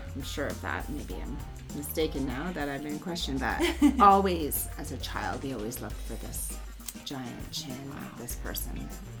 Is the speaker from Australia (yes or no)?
no; Jasper, Alberta, Canada; I grew up in the Jasper area of Alberta.